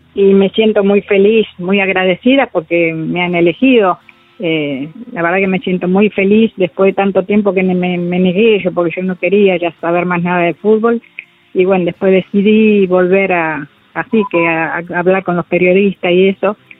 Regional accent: Buenos Aires, Argentina; yo nací en Lugano, un lugar, un barrio, y eran todos varones, chicos de mi edad

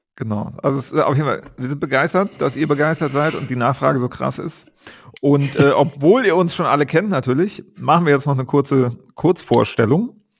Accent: Bonn, North Rhine-Westphalia, Germany; moved away; seitdem ich meine Heimatstadt Bonn verlassen habe

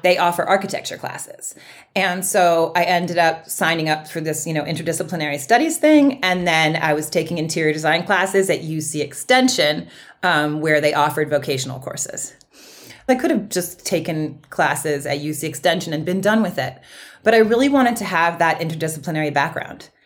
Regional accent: Berkeley, California, United States; I grew up in Berkeley

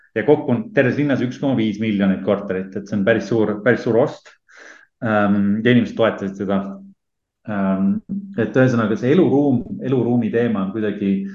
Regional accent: Estonia; moved away as an adult; now in Berlin, Germany; me oleme mõlemad Eestist ära pagenenud mingil omadel põhjustel

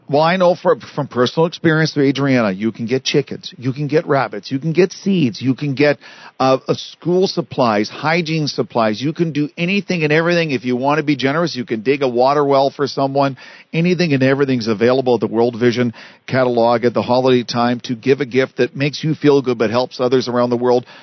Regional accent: Canada; as a Canadian

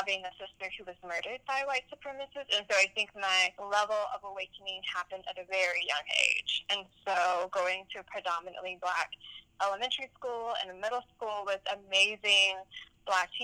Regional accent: Birmingham, Alabama, United States; now in Athens, United States; I grew up in Birmingham, Alabama

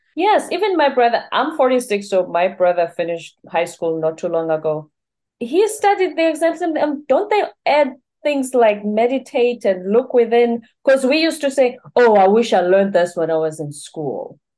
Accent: South Africa; now in United States; I'm in the U S, I'm from South Africa

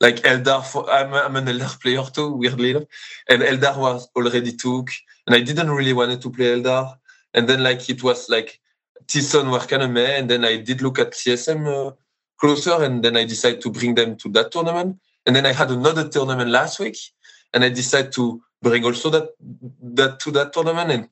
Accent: Belgium; I'm from Belgium.

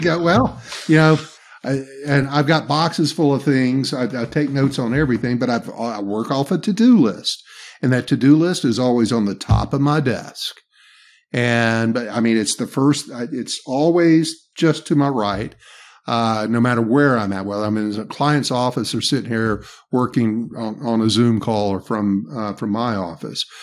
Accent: the South, Southern United States, United States; accent: Southern; my Southern accent

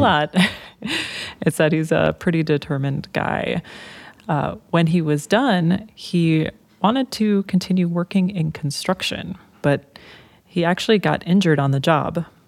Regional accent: Minnesota, United States; We grew up in Minnesota

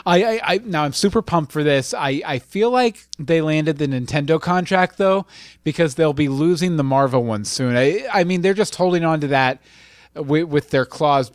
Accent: United States; I'm American

